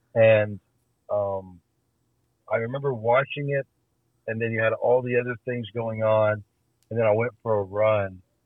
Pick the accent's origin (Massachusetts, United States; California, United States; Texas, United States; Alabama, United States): Alabama, United States; Birmingham; I grew up in Birmingham, Alabama